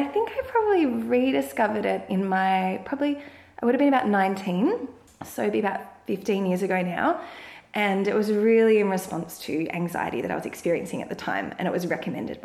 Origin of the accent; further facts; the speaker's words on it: Langwarrin, Victoria, Australia; I grew up in Langwarrin, which is in the outer suburbs of Frankston.